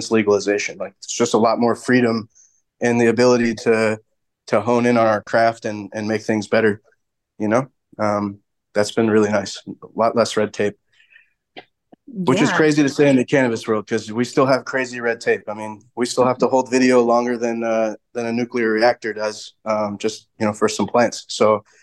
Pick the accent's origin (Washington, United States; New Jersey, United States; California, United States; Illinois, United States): Washington, United States; Seattle; I'm originally from Seattle